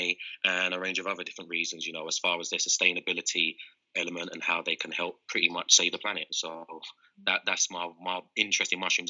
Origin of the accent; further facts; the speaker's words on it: London, United Kingdom; now in Amsterdam, Netherlands; being born and bred in London, raised in a concrete jungle